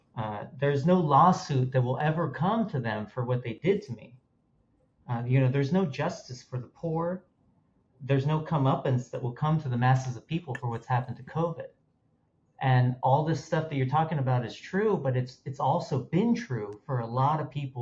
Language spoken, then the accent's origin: English; Los Angeles, California, United States; I grew up in Los Angeles